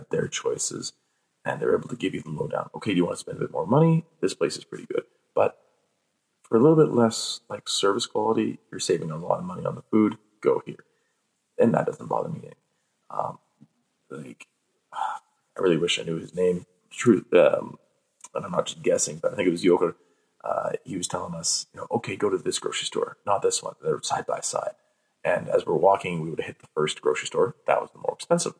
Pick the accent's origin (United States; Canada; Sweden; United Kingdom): Canada; we're from Canada